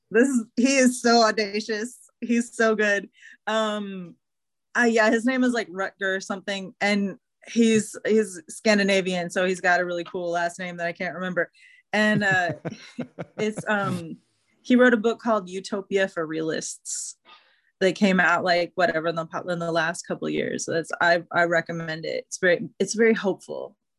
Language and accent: English; Houston, Texas, United States; when I was growing up in Houston.